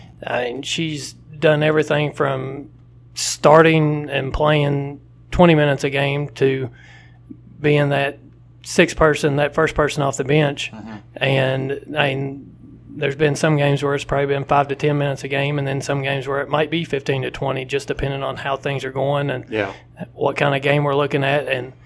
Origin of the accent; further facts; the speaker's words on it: Whitesburg, Kentucky, United States; also born or lived in Jackson / Mount Sterling; I was born in Whitesburg, down southeastern Kentucky, Letcher County, and spent 4 years.